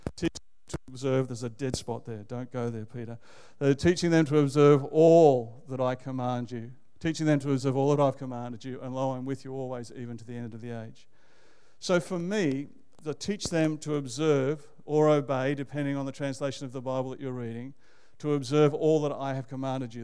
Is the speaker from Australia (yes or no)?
yes; Canberra, Australian Capital Territory, Australia; moved away as an adult; also born or lived in Manly, New South Wales / Sydney; now in Melbourne, Australia; I think of myself as a Canberra boy and uh, grew up there and went to high school there